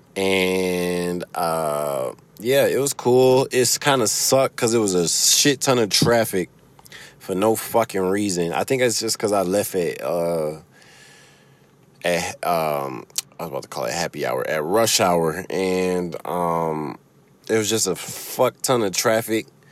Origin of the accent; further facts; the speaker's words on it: Chicago, Illinois, United States; accent: Chicago; now in Michigan, United States; I've been told that I have a Chicago accent. Uh, I've lived in Michigan for like half my life, but uh I got a Chicago accent because that's where I grew up